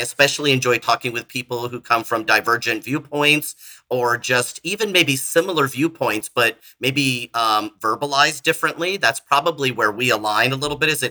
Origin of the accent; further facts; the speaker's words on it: California, United States; moved away as an adult; now in Florida, United States; I'm from California originally. I moved to Florida in 2013